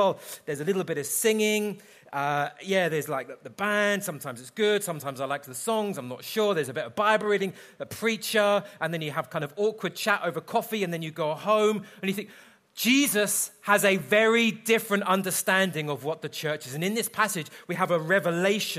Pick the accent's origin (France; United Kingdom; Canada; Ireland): United Kingdom; London; I'm from London